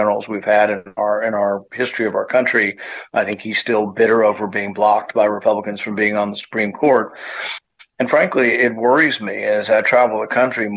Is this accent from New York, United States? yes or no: no; Kentucky, United States; my hometown here in Kentucky